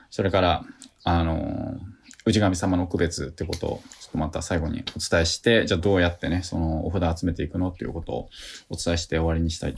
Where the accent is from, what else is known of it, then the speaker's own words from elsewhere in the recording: Tokyo, Japan; now in Matsusaka, Japan; 私はもともと東京で生まれているわけですけれども、まあ、今は、はい、えー、松坂に住んでるわけですよね。